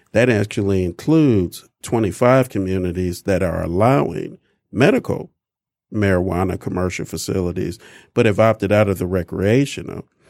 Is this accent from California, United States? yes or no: no; Detroit, Michigan, United States; I'm a Michigan native, born and raised in Detroit